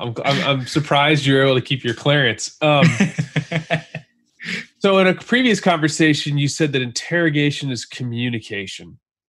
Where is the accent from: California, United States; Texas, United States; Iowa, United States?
Texas, United States; Dallas; I'm from Dallas area.